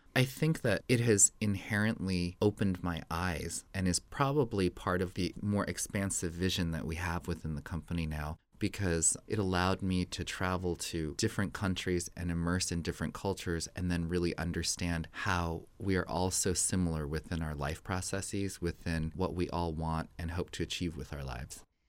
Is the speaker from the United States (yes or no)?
yes; Santa Fe, New Mexico, United States; moved away as an adult; I grew up in Santa Fe in New Mexico